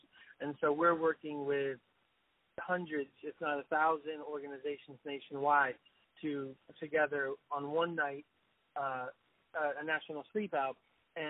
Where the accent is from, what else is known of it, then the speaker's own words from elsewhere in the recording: Florida, United States; moved away; I'm from the South. I grew up in Florida